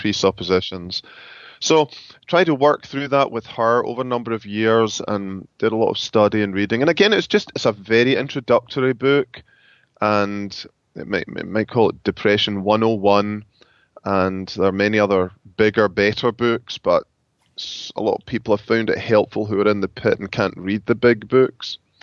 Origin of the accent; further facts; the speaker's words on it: Scotland, United Kingdom; moved away as an adult; now in Grand Rapids, United States; I am from Scotland